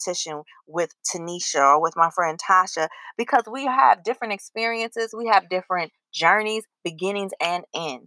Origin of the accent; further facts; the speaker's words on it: Chicago, Illinois, United States; I'm from Chicago and I lived through that time period, which was amazing. I was in high school and college during those 6 years